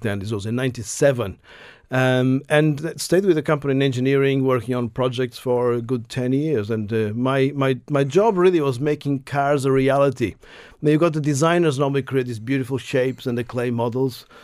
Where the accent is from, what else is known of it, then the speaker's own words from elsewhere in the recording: Portugal; moved away as an adult; also born or lived in United Kingdom; now in Ireland; I grew up in Portugal up to my university days